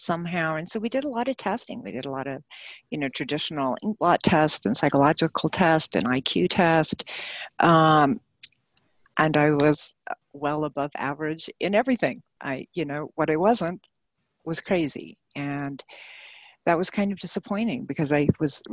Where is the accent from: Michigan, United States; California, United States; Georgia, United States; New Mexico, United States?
New Mexico, United States; I was raised in New Mexico during the Cold War.